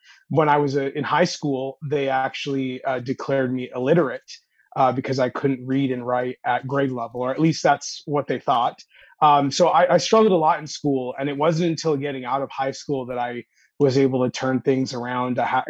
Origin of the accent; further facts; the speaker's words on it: Toronto, Ontario, Canada; moved away as an adult; Yeah, in the Toronto area. Living in New Haven, Connecticut was my first time outside of Canada.